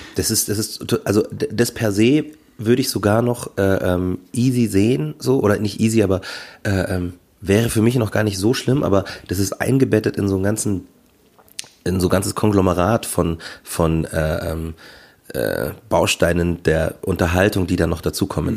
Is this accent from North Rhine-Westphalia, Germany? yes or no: no; Markt Schwaben, Bavaria, Germany; ich komme aus Markt Schwaben